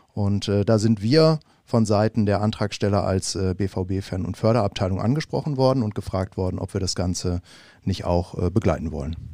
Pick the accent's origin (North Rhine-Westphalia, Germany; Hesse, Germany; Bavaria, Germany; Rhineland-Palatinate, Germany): Bavaria, Germany; Munich; moved away; ich bin tatsächlich aufgewachsen in München